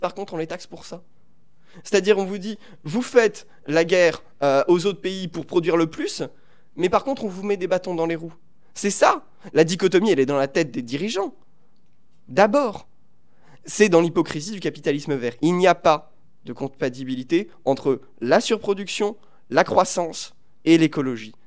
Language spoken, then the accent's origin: French; Paris, Île-de-France, France; j'habite à Paris, j'ai grandi à Paris